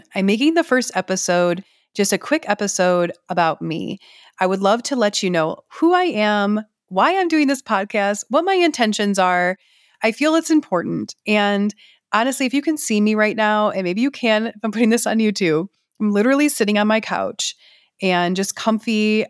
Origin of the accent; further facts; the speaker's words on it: Detroit, Michigan, United States; I grew up in around Detroit, Michigan, just north of Detroit.